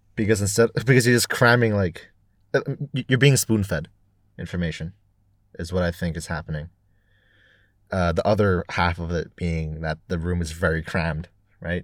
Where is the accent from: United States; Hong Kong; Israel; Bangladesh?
Hong Kong; also born or lived in United Kingdom; I was born and raised here, spending only three years in the U K for university